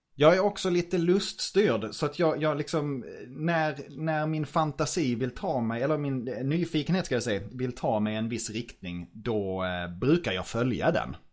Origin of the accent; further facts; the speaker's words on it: Norrköping, Östergötland, Sweden; jag är tvåbarnsfar från Norrköping